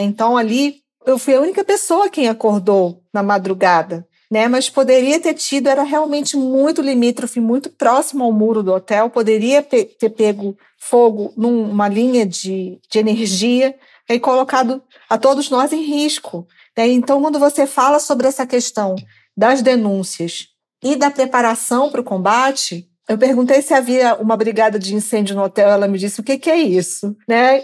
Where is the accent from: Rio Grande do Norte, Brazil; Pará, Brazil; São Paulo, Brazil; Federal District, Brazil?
Pará, Brazil; moved away; also born or lived in Parauapebas; eu sou da Amazônia, sou do Pará, né? Enquanto morei é, na região de Carajás, é próximo